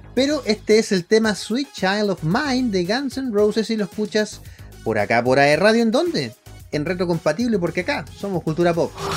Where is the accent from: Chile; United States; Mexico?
Chile; Santiago, Santiago Metropolitan Region; mi amado, donde yo nací, barrio San Diego